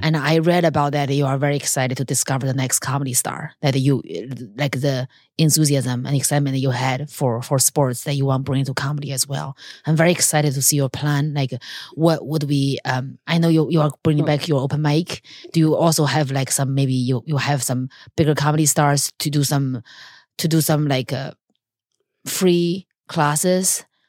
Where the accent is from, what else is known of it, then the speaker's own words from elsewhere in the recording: China; moved away; I grew up in China